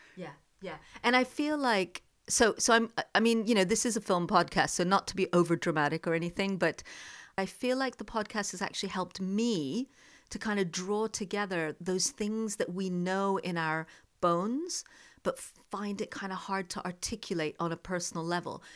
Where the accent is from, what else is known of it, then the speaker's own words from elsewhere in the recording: the Deep South of America, United States; moved away as an adult; also born or lived in Jammu, India / India; now in United Kingdom; I also grew up in the deep south of America